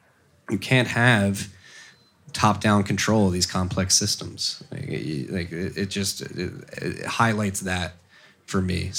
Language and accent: English; United States; like as an American, I was 10 when 9/11 happened